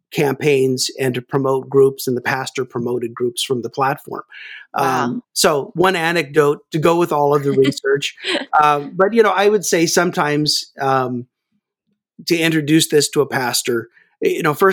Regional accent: Kansas, United States; Well, actually, I'm, I grew up in Kansas, so I really have no accent.

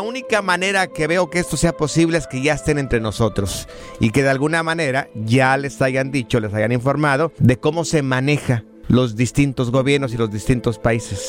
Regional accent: Jalisco, Mexico; yo soy este jalisciense

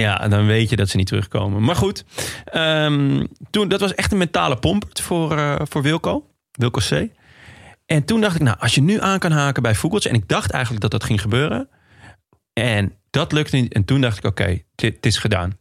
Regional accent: Netherlands; als Nederlander

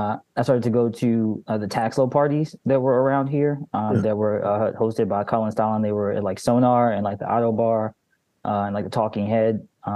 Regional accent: Baltimore, Maryland, United States; I'm from Baltimore, Maryland. I've grown up here my entire life. I grew up listening to Frank Ski and Reggie Reg, the radio DJs of this area.

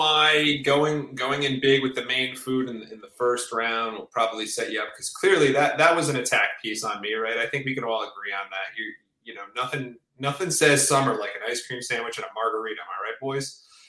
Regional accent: New Jersey, United States; I'm from New Jersey, you know, the greatest, country in all of America.

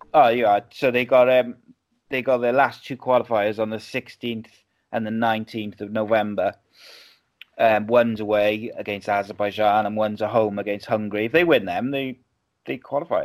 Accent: Wales, United Kingdom; living in Wales

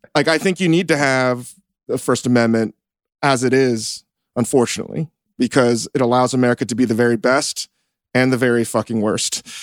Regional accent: Northern Virginia, United States; I grew up in Northern Virginia

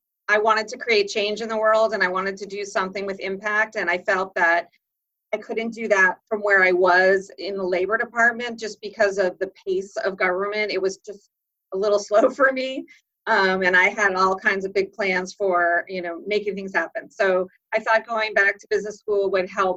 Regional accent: suburbs of Boston, Massachusetts, United States; also born or lived in Wellesley, Massachusetts / Dover, Massachusetts; grew up in the suburbs of Boston. I was born in Wellesley, and then I moved to Dover when I was sixth grade

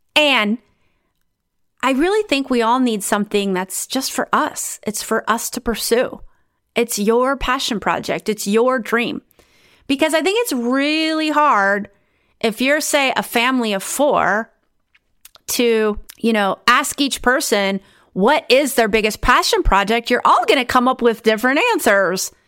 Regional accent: United States; moved away as an adult; also born or lived in Romania; now in Netherlands; I'm originally from the United States

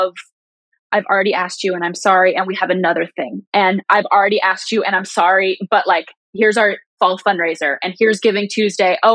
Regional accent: United States; I didn't choose to be grow up as an American.

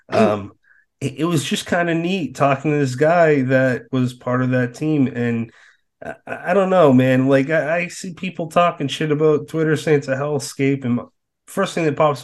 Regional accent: Massachusetts, United States; moved away; I'm from Massachusetts

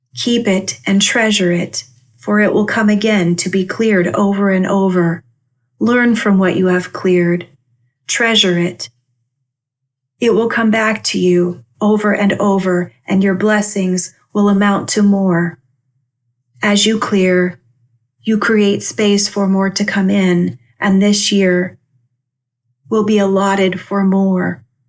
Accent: Albia, Iowa, United States; moved away; my hometown of Albia, Iowa, where I grew up

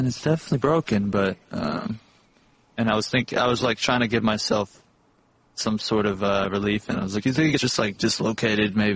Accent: Texas, United States; we're from Texas

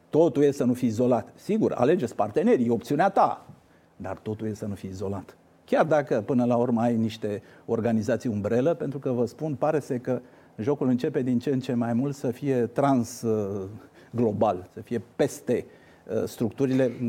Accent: Argeș, Romania; sunt din Argeș

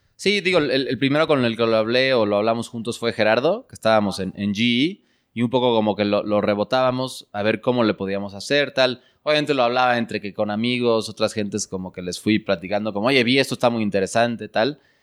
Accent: Mexico City, Mexico; yo, yo crecí en, en la Ciudad de México

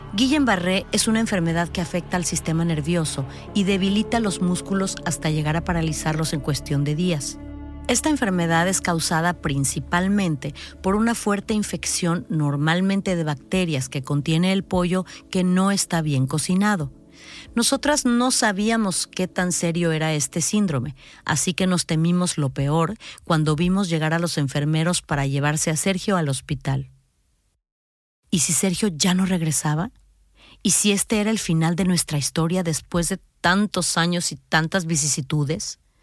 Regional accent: Mexico; en mi país, que es México

